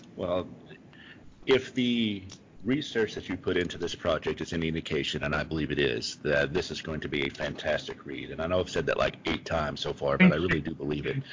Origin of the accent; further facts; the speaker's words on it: Kentucky, United States; moved away; I grew up in the South. I was born in Kentucky